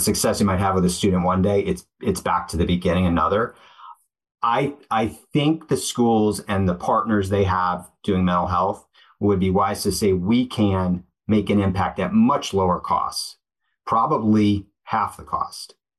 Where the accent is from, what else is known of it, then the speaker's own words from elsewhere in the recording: Connecticut, United States; I grew up in Cadet. My dad was uh, a tennis coach and worked in athletics at University of Hartford